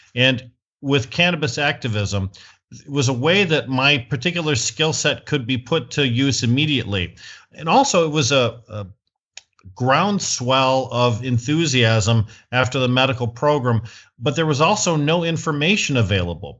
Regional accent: Flint, Michigan, United States; I'm from Flint, Michigan, the United States of America

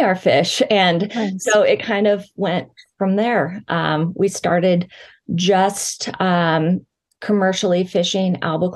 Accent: Pacific Northwest, United States; moved away; I'm from the Pacific Northwest

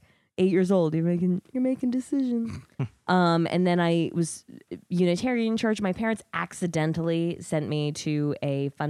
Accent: Wiesbaden, Hesse, Germany; also born or lived in North Carolina; I grew up in Germany and North Carolina. I grew up in a military family.

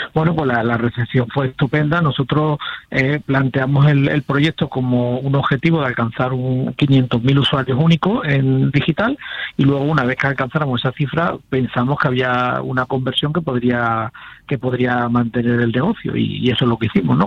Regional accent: Seville, Andalusia, Spain; accent: Sevillian; yo soy sevillano

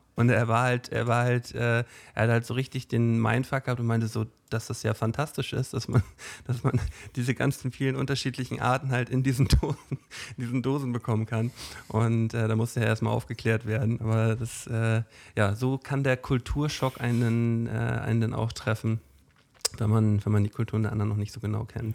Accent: Flensburg, Schleswig-Holstein, Germany; woher wissen die denn, dass wir aus Flensburg kommen?

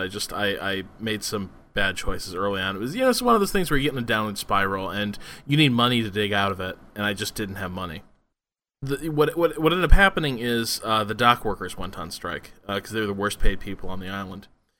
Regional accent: United States; as an American

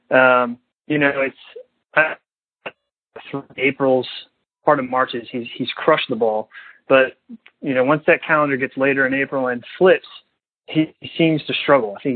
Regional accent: Norfolk, Virginia, United States; he's from Virginia Beach. I'm from Norfolk.

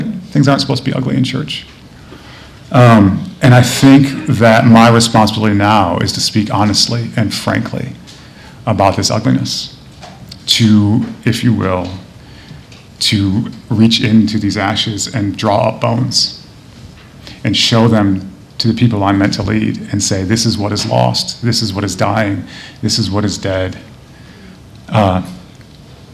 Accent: Michigan, United States; I'm from Michigan

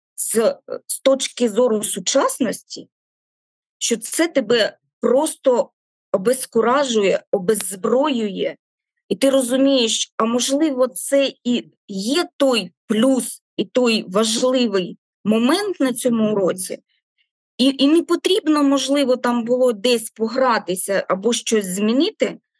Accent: Kharkiv, Kharkiv Oblast, Ukraine; now in Melitopol, Ukraine; я не Мелітополька, я харків'янка

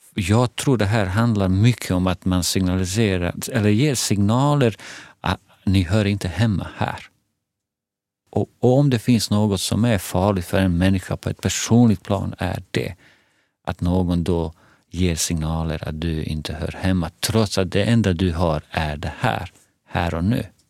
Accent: Bosnia & Herzegovina; now in Sweden; Jag kommer från Bosnien, ex-Jugoslavien

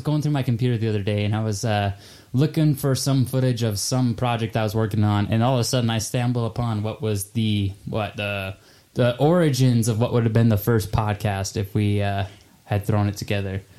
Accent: Nampa, Idaho, United States; moved away as an adult; now in Utah, United States; I'm from Nampa, Idaho

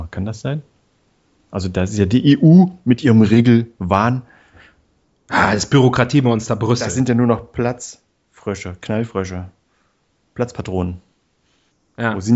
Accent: Erfurt, Thuringia, Germany; Da wo ich herkomme, in Erfurt, da heißt es Martini.

